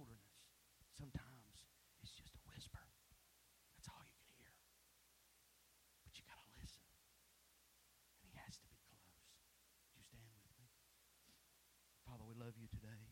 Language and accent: English; East Tennessee, United States; moved away as an adult; also born or lived in Baton Rouge, Louisiana / South Mississippi; East Tennessee, we don't get storms like y'all get in South Mississippi and Baton Rouge